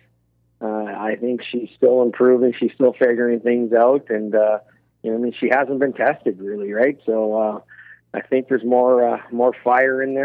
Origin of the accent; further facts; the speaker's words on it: Canada; as a Canadian